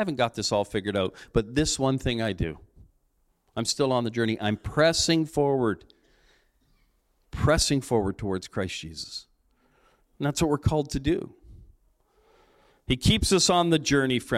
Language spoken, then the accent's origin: English; Cambridge, Ontario, Canada; now in Strathroy, Canada; When I was a kid growing up in Cambridge, I grew up in Cambridge